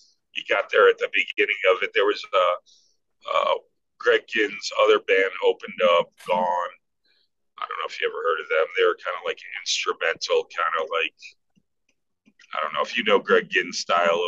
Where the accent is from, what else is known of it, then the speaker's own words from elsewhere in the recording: Buffalo, New York, United States; I grew up on the West Side and I was all over Elmwood